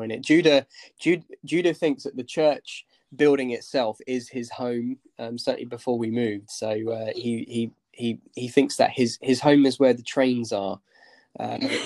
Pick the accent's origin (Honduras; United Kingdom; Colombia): United Kingdom; Basingstoke, South East England; moved away as an adult; also born or lived in Russia; I grew up in Basingstoke in Hampshire. I lived there for the first 18 years of my life